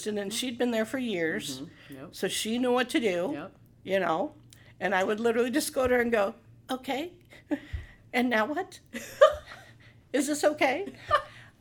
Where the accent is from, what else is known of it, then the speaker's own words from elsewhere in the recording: Morton, Illinois, United States; also born or lived in St. Louis; this is home. I'm from Morton. This is home